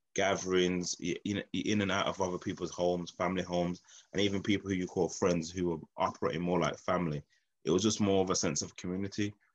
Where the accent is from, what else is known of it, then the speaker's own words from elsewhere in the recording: Birmingham, West Midlands, United Kingdom; I'm like from Birmingham inner city, Newtown. Grew up in a postcode area of B19, um, Newtown.